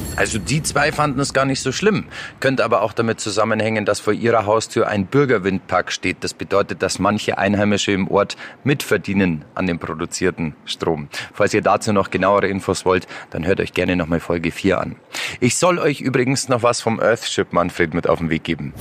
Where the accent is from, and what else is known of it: Germany